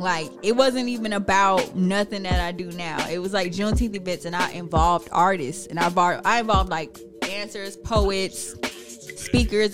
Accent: Ellenwood, Georgia, United States; I'm from Ellenwood. I'm from the east side, so that's where my family's from

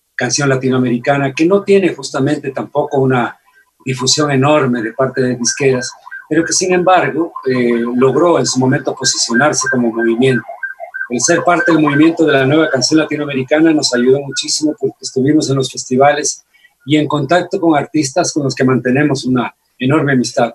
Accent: Loja, Ecuador; lo que los lojanos sentimos

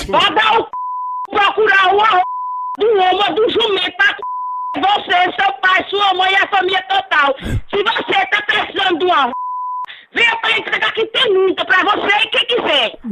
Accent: Salvador, Bahia, Brazil; Nós somos de Salvador, Bahia, bairro Brotas.

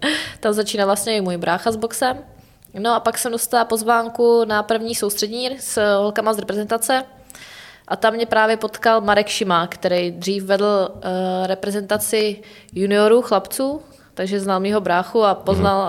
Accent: Czechia; jako Češi, jako národ

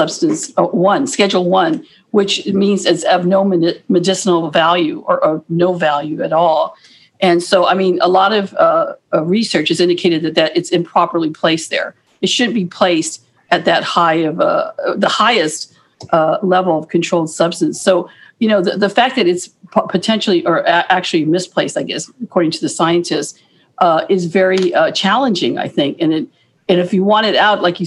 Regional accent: Guam; also born or lived in Hawaii; I was born there, but I'm Chamorro. I'm from Guam. I'm Chamorro. I'm Pohnpeian, but I'm from Guam and I grew up on Guam

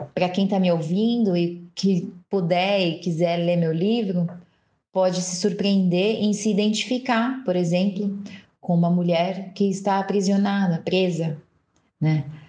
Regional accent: São Paulo, Brazil; nasci em São Paulo, mas quando a gente. Nasci na periferia de São Paulo, né?

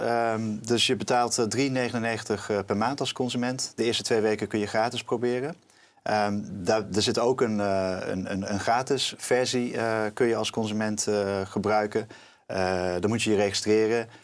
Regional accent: North Brabant, Netherlands; ik kom ook uit Brabant, dus vlakbij de grens.

